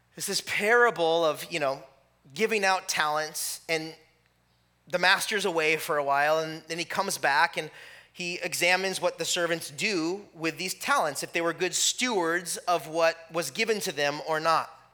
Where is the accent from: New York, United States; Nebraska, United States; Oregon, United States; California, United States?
California, United States; moved away; I'm from California